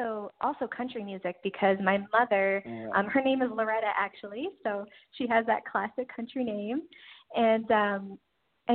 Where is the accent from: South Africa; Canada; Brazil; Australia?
Canada; Newfoundland and Labrador; I grew up in Newfoundland